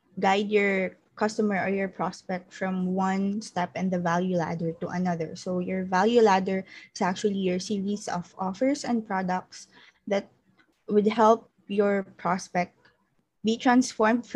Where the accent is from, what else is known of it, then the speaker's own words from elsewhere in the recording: Philippines; I'm from the Philippines